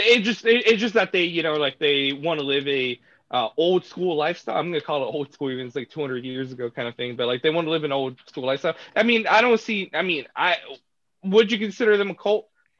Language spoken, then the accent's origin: English; United States; Sorry, but I'm American.